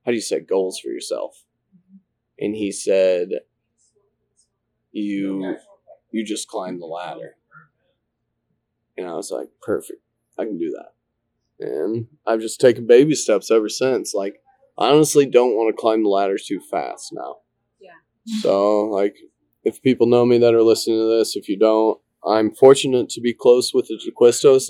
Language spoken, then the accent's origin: English; Eastern Iowa, United States; I grew up in Eastern Iowa my entire life